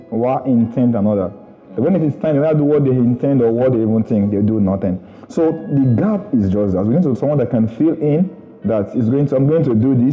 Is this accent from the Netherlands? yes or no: no; Ondo, Nigeria; I'm from Ondo State.